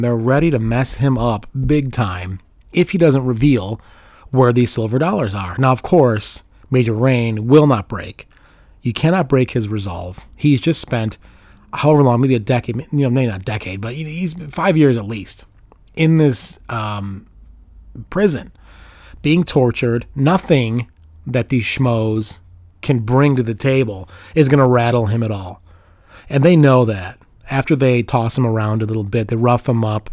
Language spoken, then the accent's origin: English; Chicago, Illinois, United States; I grew up in Chicago in the 80s